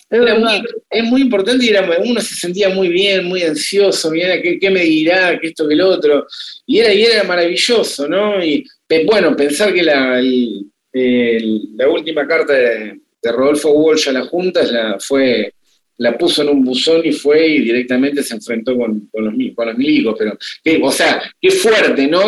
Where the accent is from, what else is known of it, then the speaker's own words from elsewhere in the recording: Tandil, Buenos Aires Province, Argentina; Yo vengo de Tandil